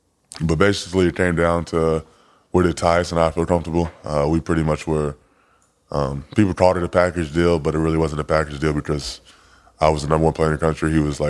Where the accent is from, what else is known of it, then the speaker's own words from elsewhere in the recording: Chicago, Illinois, United States; Yeah, Benji, I just know I always heard that name, you know, growing up in Chicago, being a basketball player.